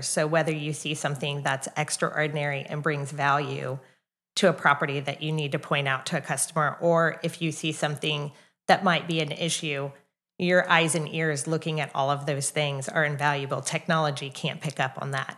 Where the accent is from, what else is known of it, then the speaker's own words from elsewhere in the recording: Kansas City, United States; also born or lived in Oklahoma; now in Edmond, United States; I'm not from Oklahoma, I'm actually from Kansas City